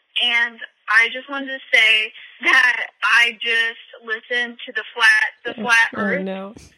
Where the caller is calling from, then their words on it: Dallas, Texas, United States; I'm calling from Dallas, but I just moved from a college town that's close